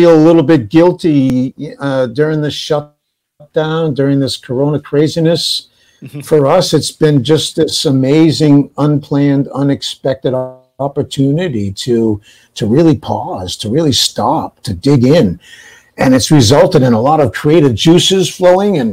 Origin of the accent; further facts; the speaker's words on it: New Bedford, Massachusetts, United States; I was raised in New Bedford, Massachusetts